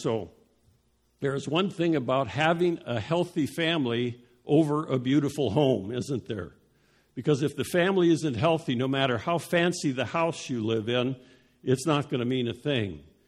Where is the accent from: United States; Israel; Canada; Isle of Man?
United States; Denver, Colorado; moved away; also born or lived in Dallas; when I was growing up in Denver